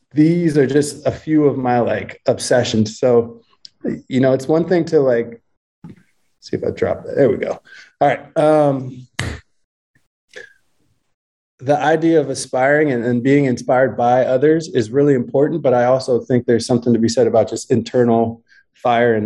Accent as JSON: {"language": "English", "region": "Ohio", "country": "United States", "moved": "yes", "said": "I'm from Ohio"}